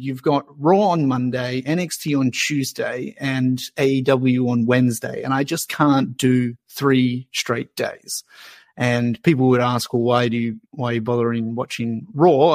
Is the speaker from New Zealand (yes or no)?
yes; New Zealand; now in Australia; I'm a Kiwi